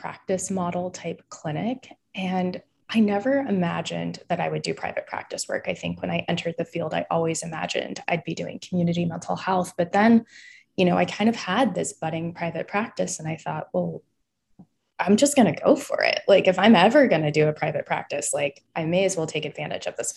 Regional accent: Bakersfield, California, United States; now in San Francisco, United States; I am thoroughly a West Coaster, born and raised in California. I've been here most of my life, currently based in San Francisco

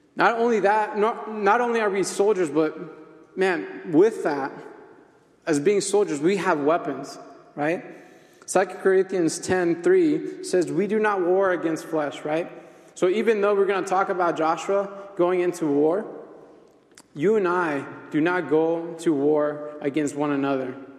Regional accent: Mexico; I'm from Mexico.

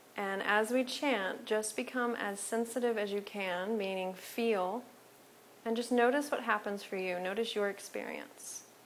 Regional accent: Menominee, Michigan, United States; I'm from Menominee, Michigan

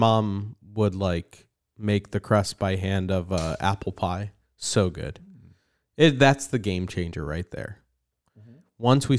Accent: New Jersey, United States; Remember when I say like I grew up in New Jersey?

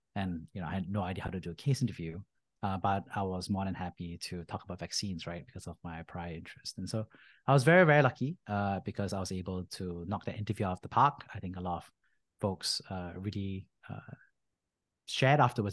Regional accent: Singapore; moved away as an adult; I grew up in Singapore

